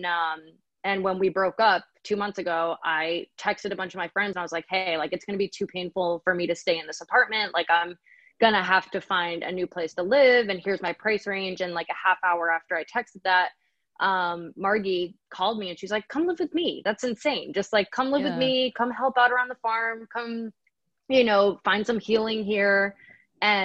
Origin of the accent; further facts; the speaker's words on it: New Hampshire, United States; my older sister and I grew up in New Hampshire together